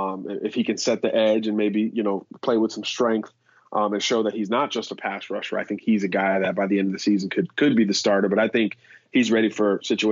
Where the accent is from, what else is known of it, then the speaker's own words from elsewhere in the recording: Miami, Florida, United States; Well, I'm from Miami